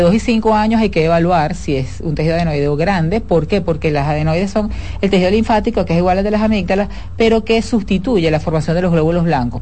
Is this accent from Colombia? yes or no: no; Venezuela; moved away as an adult; now in Dominican Republic; Yo soy venezolana